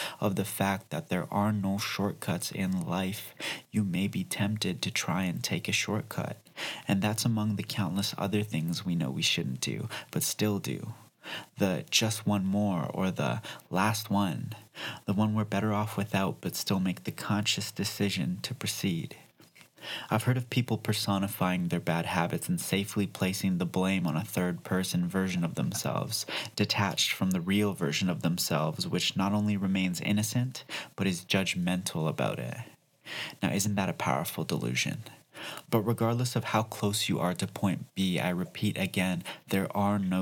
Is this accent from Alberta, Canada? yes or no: yes; Calgary, Alberta, Canada; That's my hometown as well.